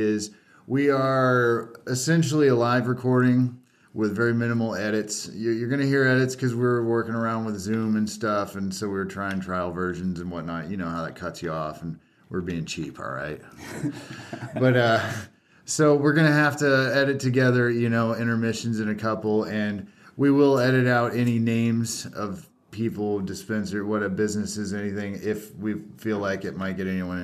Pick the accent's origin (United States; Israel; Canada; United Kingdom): United States; Indiana; moved away as an adult; now in Oklahoma, United States; I'm originally from Indiana, born and raised Hoosier, transplanted to Oklahoma